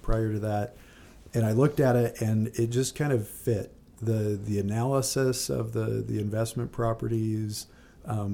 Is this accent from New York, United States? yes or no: no; California, United States; I grew up in California